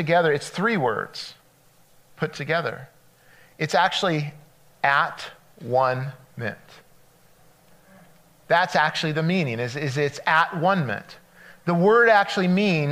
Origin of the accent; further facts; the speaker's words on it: California, United States; moved away as an adult; I'm from California. We moved out here 4 years ago. And so I grew up on the coast